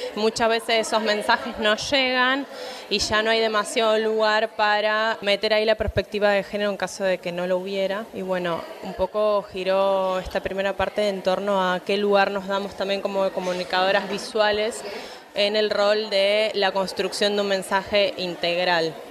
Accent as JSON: {"language": "Spanish", "town": "Rafaela", "region": "Santa Fe", "country": "Argentina", "moved": "yes", "lives_now": "Córdoba, Argentina", "said": "yo soy de Rafaela, en este momento estoy viviendo en Córdoba"}